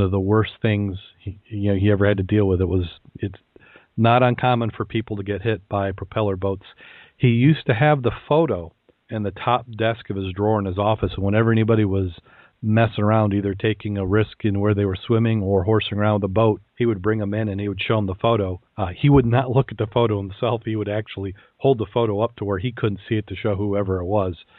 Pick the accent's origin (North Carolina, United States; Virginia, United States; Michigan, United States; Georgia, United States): Michigan, United States; Saugatuck; I grew up around the Keewatin. Uh, if you've been, if you've ever been to the Saugatuck Douglas area of West Michigan